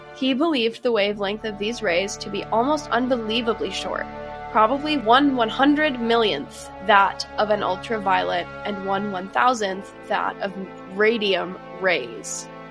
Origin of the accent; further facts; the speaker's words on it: Boston, Massachusetts, United States; I'm from Boston